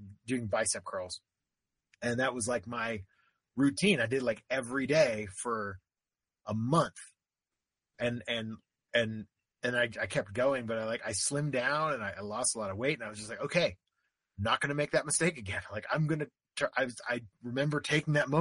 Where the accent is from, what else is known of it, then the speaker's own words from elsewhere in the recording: Florida, United States; I grew up in Florida